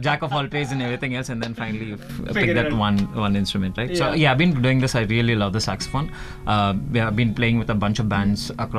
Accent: South India, India; I'm South Indian.

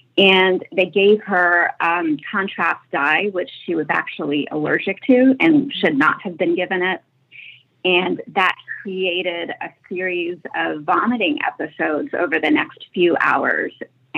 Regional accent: Paris, Île-de-France, France; I am from Paris.

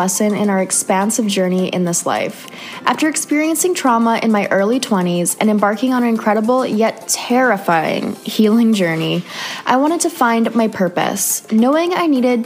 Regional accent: Canada; moved away; another Canadian girl

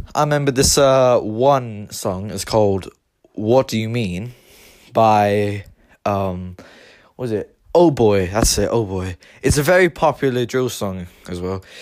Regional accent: Limerick, Munster, Ireland; I am, myself is Irish. I was born in Limerick County. And the city I was born in, Limerick City

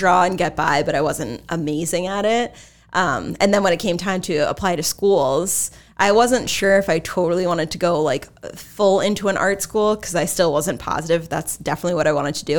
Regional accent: Exeter-West Greenwich, Rhode Island, United States; I actually went to Exeter, West Greenwich.

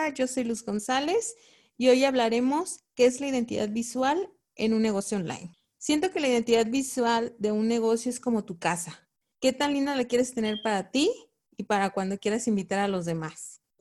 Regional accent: Venezuela; now in Chicago, United States; No, yo soy venezolana.

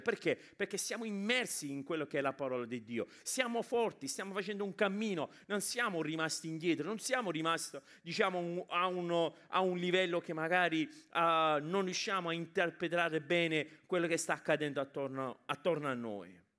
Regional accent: England, United Kingdom; now in Italy; io sono cresciuto in Inghilterra come immigrati italiani in Inghilterra

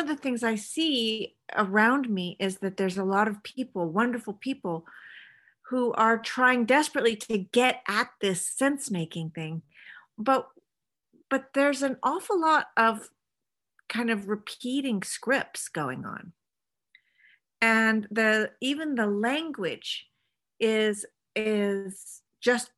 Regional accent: California, United States; moved away as an adult; now in Sweden; I married a Swedish man, but I'm from California.

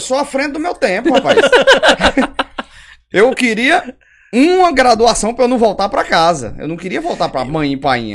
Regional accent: São Bento, Paraíba, Brazil; also born or lived in Patos, Paraíba / Caicó, Rio Grande do Norte / Cajazeiras, Paraíba; eu vim morar em São Bento quando eu tinha oito anos. Eu não sou cidadão são bentense, nasci em Patos

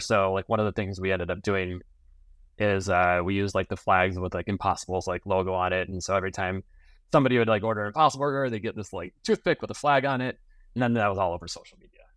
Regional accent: Minnesota, United States; I grew up in Minnesota on a small family dairy farm.

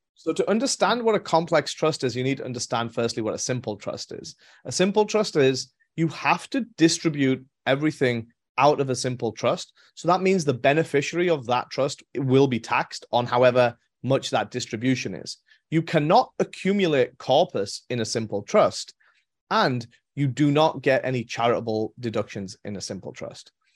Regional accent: England, United Kingdom; moved away as an adult; also born or lived in Europe; now in United States; born and raised in England

